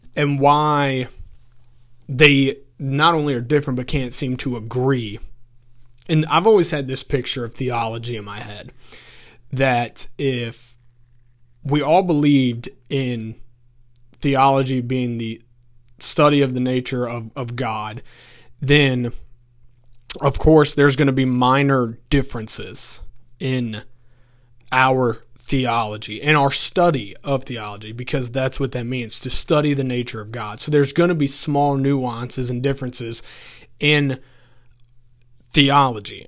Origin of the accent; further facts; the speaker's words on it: Augusta County, Virginia, United States; I grew up in Augusta County. So if anyone's familiar, it's the valley that is literally in between UVA College and Virginia Tech